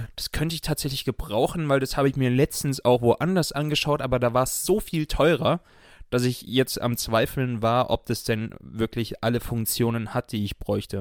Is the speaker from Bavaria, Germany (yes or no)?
yes; outside Munich, Bavaria, Germany; ich bin ja in München geboren, aber außerhalb von München aufgewachsen